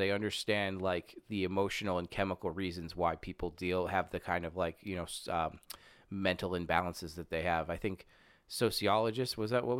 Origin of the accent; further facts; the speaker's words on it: Germany; I am from Germany.